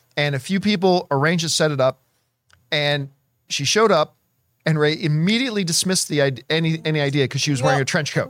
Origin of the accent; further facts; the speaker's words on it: Canada; now in United States; I am Canadian